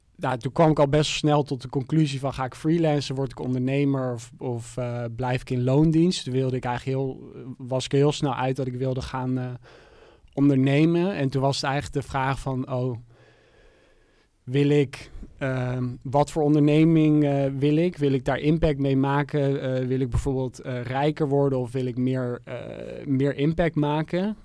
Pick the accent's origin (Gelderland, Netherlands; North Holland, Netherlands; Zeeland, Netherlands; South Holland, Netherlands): North Holland, Netherlands; Amsterdam; ik kom uit Amsterdam